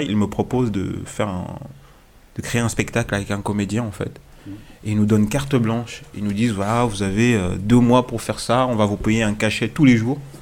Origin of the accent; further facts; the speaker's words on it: Strasbourg, Grand Est, France; moved away as an adult; now in Lyon, France; j'ai grandi à, Strasbourg